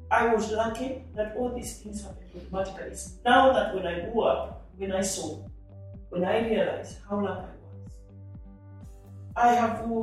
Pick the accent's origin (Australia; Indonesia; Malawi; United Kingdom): Malawi; And so I was born in Malawi 67 years ago